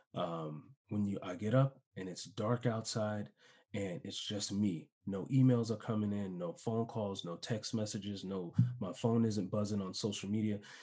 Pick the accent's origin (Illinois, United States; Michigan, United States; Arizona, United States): Illinois, United States; Chicago; moved away as an adult; also born or lived in San Diego; I moved to San Diego, I'm from Chicago